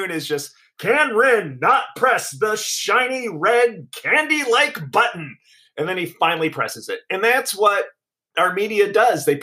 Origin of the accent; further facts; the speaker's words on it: New Jersey, United States; I grew up in Jersey in high school in the '80s with when he was all over the place and he was in his stardom.